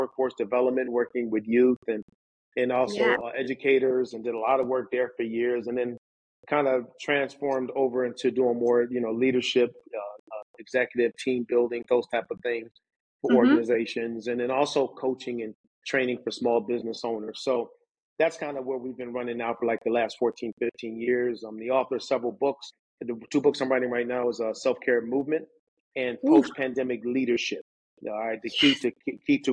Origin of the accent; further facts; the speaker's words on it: Syracuse, New York, United States; also born or lived in Philadelphia, Pennsylvania; now in Winter Park, United States; I was born and raised in Syracuse, New York